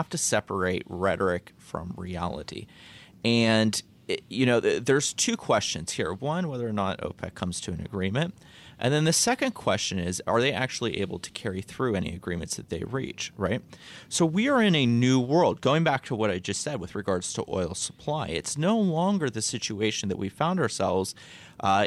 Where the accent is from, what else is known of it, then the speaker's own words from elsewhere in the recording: Northeast Ohio, United States; I'm from Ohio, Northeast Ohio